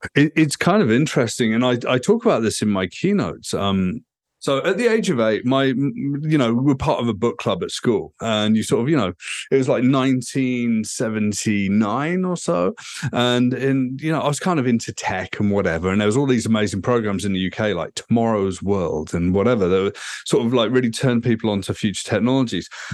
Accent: United Kingdom; moved away as an adult; also born or lived in Vancouver, Canada; now in Toronto, Canada; I'm a Brit.

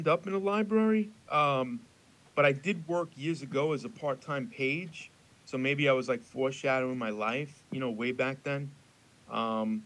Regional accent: Elmont, New York, United States; I am originally from Elmont.

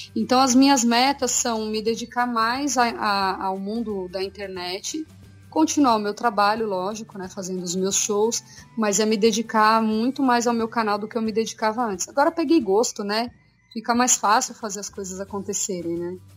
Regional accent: São Paulo, Brazil; eu e Ricardo somos de São Paulo

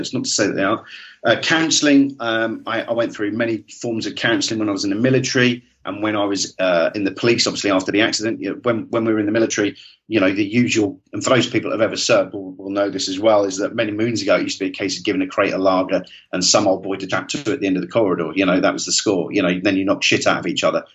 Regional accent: Great Yarmouth, East of England, United Kingdom; I'm from Great Yarmouth originally

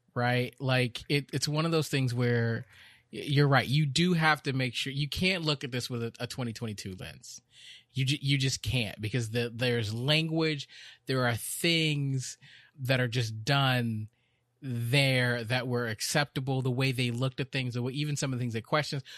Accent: Texas, United States; also born or lived in Chicago, Illinois; When I moved to Texas

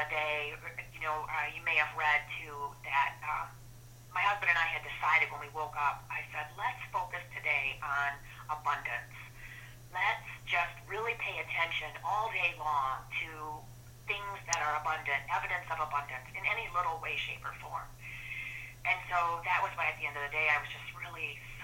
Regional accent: Flint, Michigan, United States; I'm from Flint, Michigan originally. I grew up, you know, in an automotive working

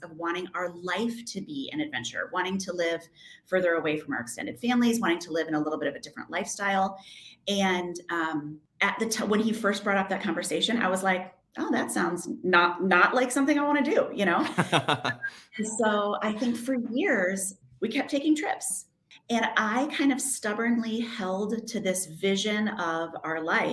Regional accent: outside Chicago, Illinois, United States; moved away as an adult; also born or lived in Michigan; now in New York City, United States; I grew up in the Midwest. I'm from outside Chicago and spent a lot of time in Michigan.

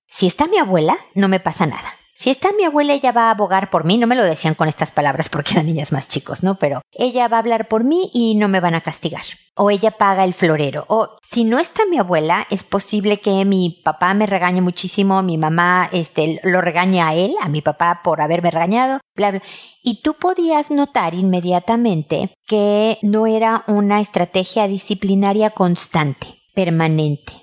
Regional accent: Mexico; moved away as an adult; now in Chile; en mi casa de niña en México

